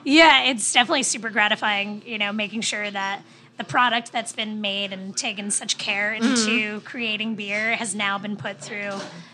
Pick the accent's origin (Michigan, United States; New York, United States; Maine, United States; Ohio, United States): New York, United States; Oceanside; because I grew up in Oceanside, which is like 10 minutes north of Long Beach.